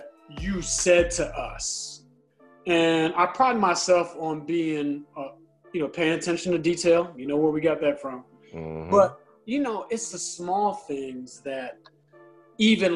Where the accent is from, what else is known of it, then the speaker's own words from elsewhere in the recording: Fairfax, Virginia, United States; Originally from Fairfax, Virginia.